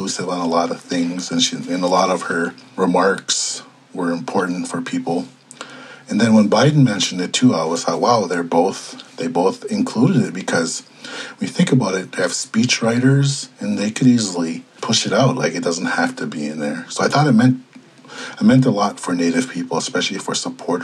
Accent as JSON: {"language": "English", "town": "Ponemah", "region": "Minnesota", "country": "United States", "tie": "born or raised there", "moved": "as an adult", "said": "I grew up in Panema on the Red Lake Res, and I spent basically the first 18 years of my life up there"}